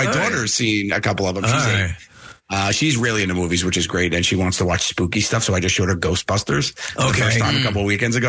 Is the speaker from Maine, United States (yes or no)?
no; New York City, New York, United States; my crazy Italian mother growing up in Staten Island with her